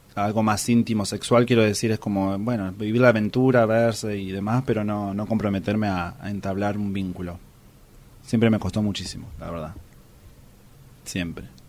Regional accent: Luján, Buenos Aires Province, Argentina; de Luján, Buenos Aires, Argentina

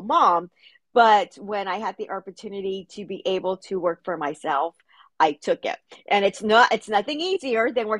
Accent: Los Angeles, California, United States; I'm born and raised in Los Angeles

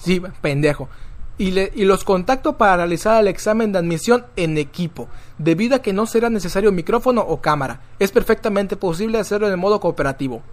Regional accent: Tizimín, Yucatán, Mexico; Yo soy de Tizimim.

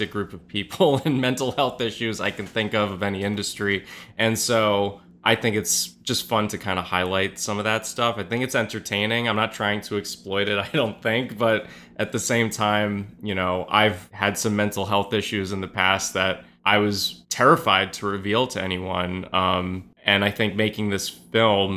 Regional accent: New York City, New York, United States; I grew up in the West Village

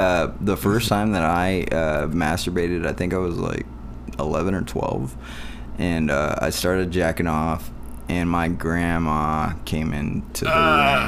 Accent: Compton, California, United States; I'm from Compton. I grew up in Compton in the 90s.

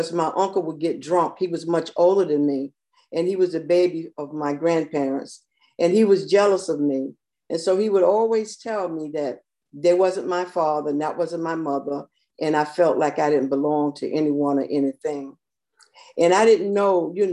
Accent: Newark, New Jersey, United States; moved away; also born or lived in Alabama / Manhattan, New York; I was born in Alabama and raised in Jersey. And I was raised by old grandparents

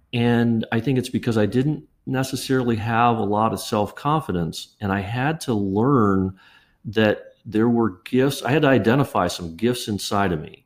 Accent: Kettering, Ohio, United States; I grew up in Dayton, Ohio, uh, in a suburb called Kettering

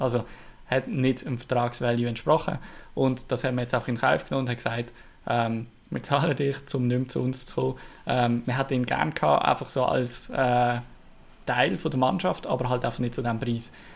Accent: Switzerland; als Schweizer

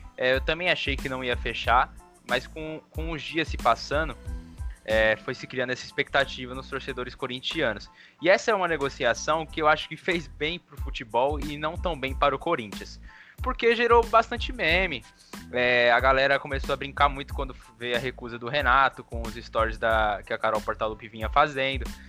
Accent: Brazil; a gente, como brasileiro

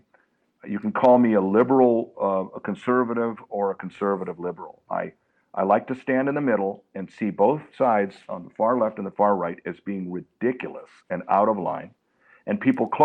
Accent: Los Angeles, California, United States; when I was raised in Los Angeles, we had gangs

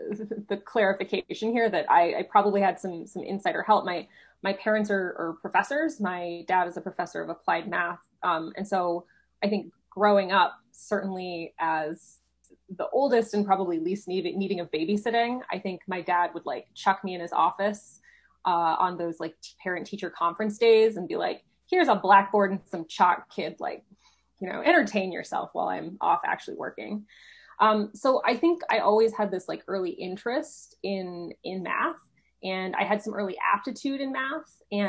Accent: Chicago, Illinois, United States; also born or lived in Houston / Seattle; So I was born here in Texas, in Houston. And then I moved to Chicago when I was 9, went to high school in Seattle, and then moved back to Chicago for college. So I say I grew up in Chicago

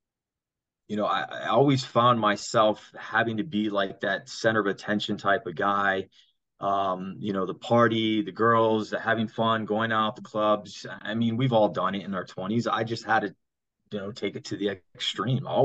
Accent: South Florida, United States; I grew up here in South Florida

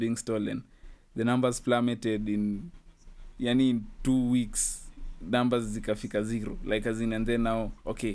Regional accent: Kenya; as a Kenyan

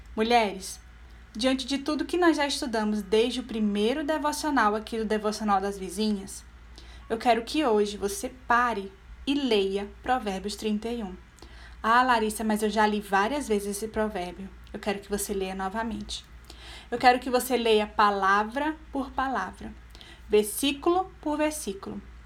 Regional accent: Brazil; eu não me esforço para ser brasileira. Eu sou assim, eu nasci assim.

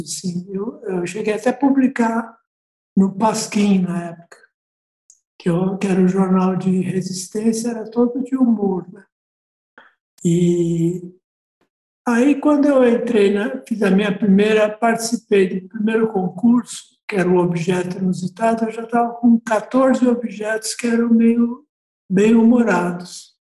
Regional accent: São Paulo, Brazil; eu nasci aqui, né? Então eu sou paulistano e sou bem urbanoide mesmo.

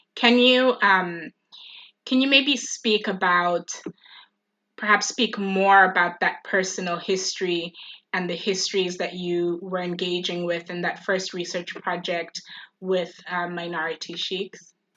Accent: Eswatini; now in Oxford, United Kingdom; I was born and raised in the Kingdom of Eswatini

